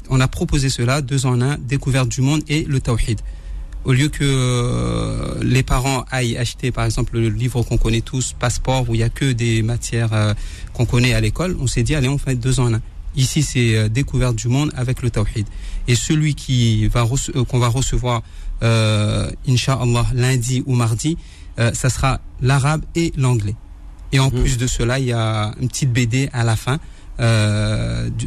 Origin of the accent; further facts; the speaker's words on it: Le Port, Réunion; Après, je dis mosquée parce que euh, je viens de La Réunion.